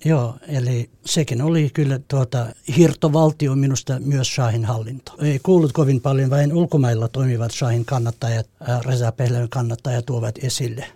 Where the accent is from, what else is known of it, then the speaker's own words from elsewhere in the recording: Eastern Kurdistan, Iran; Finnish is a second language; moved away as an adult; also born or lived in Helsinki, Finland / Jyväskylä, Finland; now in Vantaa, Finland; Mä tulin Suomeen kiintiöpakolaisena Turkin kautta Kurdistanista, Itä-Kurdistanista